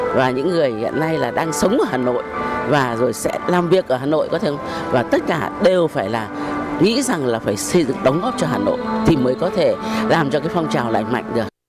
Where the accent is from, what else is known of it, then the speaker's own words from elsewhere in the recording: Hanoi, Vietnam; ở Hà Nội đến bây giờ là là người Hà Nội đã gần 70 năm rồi. Cho nên là luôn luôn tự hào mình là người Hà Nội